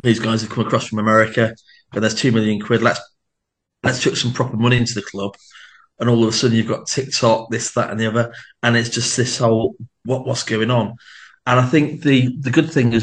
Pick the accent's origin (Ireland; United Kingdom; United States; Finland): United Kingdom; Wrexham, Wales; we're from Wrexham